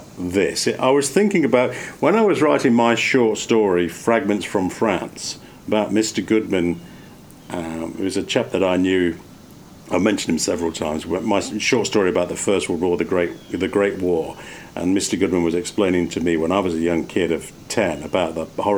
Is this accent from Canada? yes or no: no; England, United Kingdom; now in United States; I grew up in England